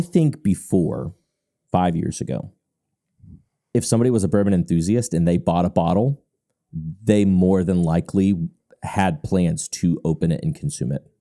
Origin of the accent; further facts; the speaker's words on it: Louisville, Kentucky, United States; moved away as an adult; I'm born and raised in Louisville, Kentucky